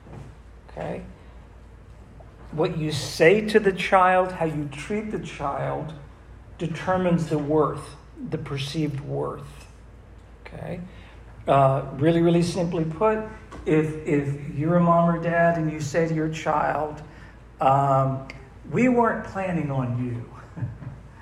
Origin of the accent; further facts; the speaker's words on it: Massachusetts, United States; I'm from Massachusetts